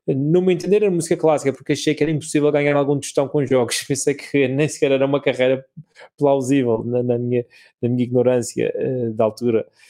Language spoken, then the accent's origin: Portuguese; Madeira, Portugal; also born or lived in Lisbon; sou português